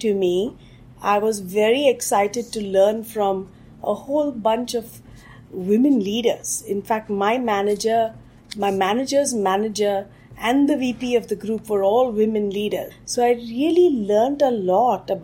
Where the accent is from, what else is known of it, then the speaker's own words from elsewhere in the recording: Bangalore, Karnataka, India; moved away as an adult; now in United States; I was born in Bangalore, India, which is today known as the software capital of India